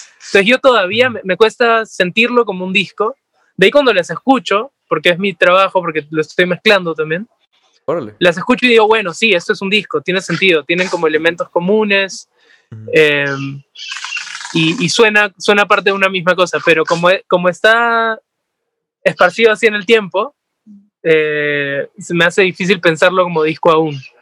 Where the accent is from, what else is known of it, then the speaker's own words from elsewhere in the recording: Peru; somos peruanos